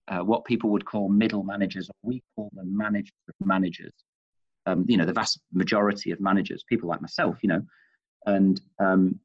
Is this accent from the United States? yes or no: no; Manchester, North West England, United Kingdom; moved away as an adult; now in Australia; you can tell from my accent, of course, and I've mentioned I'm from Manchester